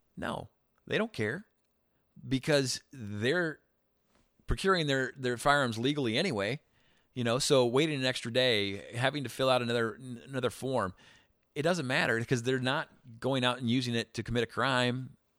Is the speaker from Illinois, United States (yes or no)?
yes; Eureka, Illinois, United States; now in Chicago, United States; I grew up in a small town.